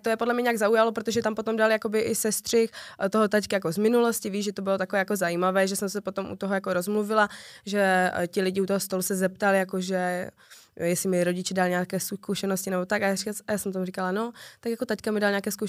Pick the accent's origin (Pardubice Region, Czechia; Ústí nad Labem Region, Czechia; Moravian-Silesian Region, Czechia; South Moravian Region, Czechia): Moravian-Silesian Region, Czechia; Ostrava; Já jsem hrdá ostravačka.